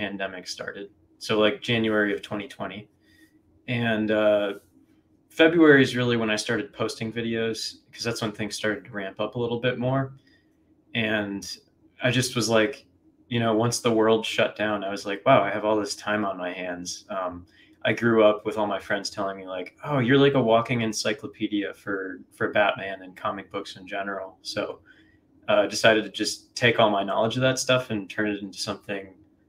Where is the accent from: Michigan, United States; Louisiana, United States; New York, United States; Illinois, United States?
Illinois, United States; Chicago; moved away as an adult; now in Ohio, United States; I'm from Chicago originally, but I just moved to Ohio the start of this year